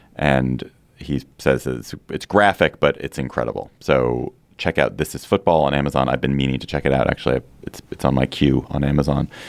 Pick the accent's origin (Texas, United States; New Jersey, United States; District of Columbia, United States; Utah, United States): District of Columbia, United States; Washington; I grew up in Chevy Chase, D C, so it's very familiar to me